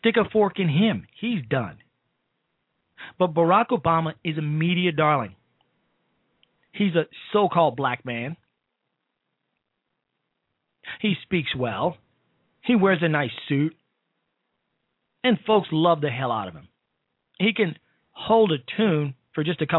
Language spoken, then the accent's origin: English; Chicago, Illinois, United States; my hometown of Chicago